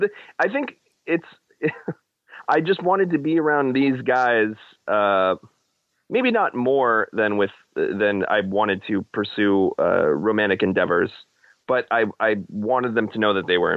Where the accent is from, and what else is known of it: Middletown, New Jersey, United States; born or raised there